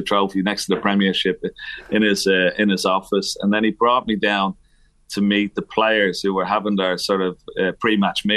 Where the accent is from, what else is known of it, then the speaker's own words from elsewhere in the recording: Ireland; moved away as an adult; also born or lived in United Kingdom; I'm from Ireland